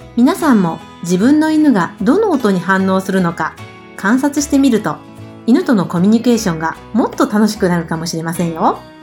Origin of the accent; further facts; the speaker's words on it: Fukuoka, Japan; 福岡県出身です。